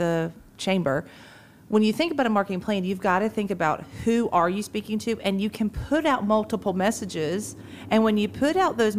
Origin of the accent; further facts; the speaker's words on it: Moultrie, Georgia, United States; now in Perry, United States; I grew up growing up in Moultrie.